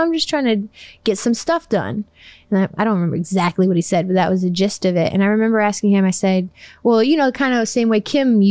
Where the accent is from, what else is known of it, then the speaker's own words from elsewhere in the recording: Chicago, Illinois, United States; I'm from Chicago